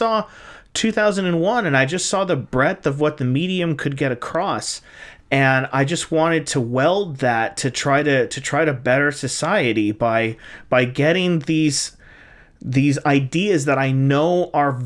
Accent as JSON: {"language": "English", "country": "United States", "said": "as an American"}